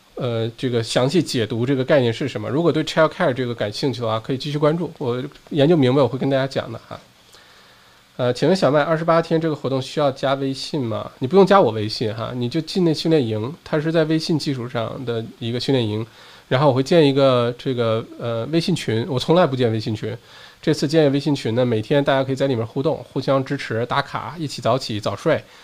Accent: China; now in Melbourne, Australia; 我们中国人

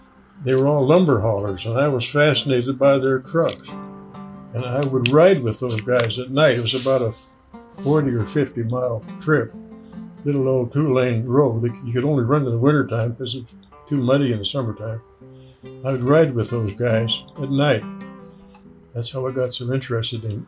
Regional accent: Winfield, Alberta, Canada; moved away as an adult; now in Nashville, United States; back in my hometown

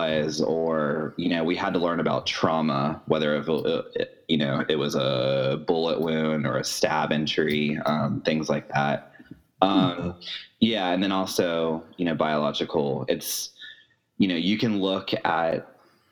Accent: Jacksonville, Florida, United States; I'm from Jacksonville, Florida

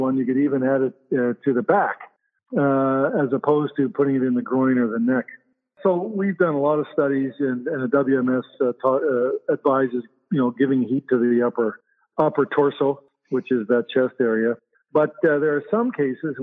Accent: Canada; also born or lived in Winnipeg; I'm a Canadian

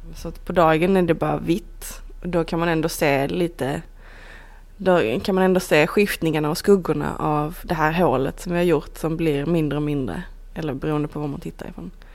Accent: Iceland; moved away; Vi är mer bara eh, konstnärer, designers, eh, kompisar, islänningar

